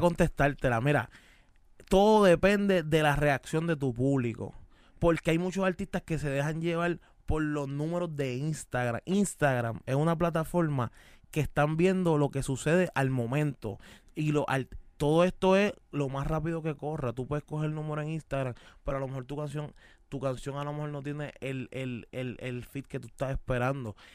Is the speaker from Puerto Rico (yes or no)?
yes; Caguas, Puerto Rico; Soy de Cagua